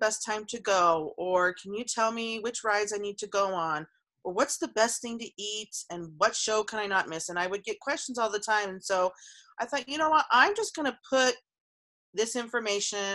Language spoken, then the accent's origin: English; Phoenix, Arizona, United States; I was born and raised in the Phoenix area, and I still live in Phoenix